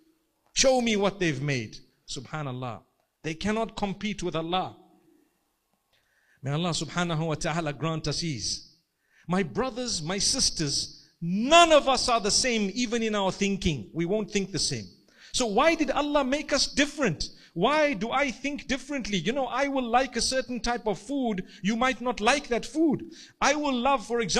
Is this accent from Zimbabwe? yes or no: yes; Zimbabwe; I come from Zimbabwe.